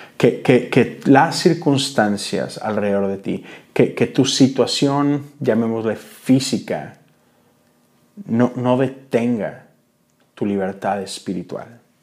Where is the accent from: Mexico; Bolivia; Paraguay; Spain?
Mexico; Monterrey, Nuevo León; Yo soy de Monterrey